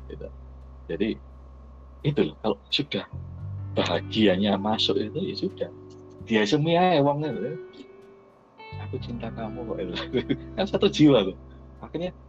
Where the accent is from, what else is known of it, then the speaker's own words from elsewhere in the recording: Surabaya, East Java, Indonesia; Saya dari Surabaya, saya tok deal.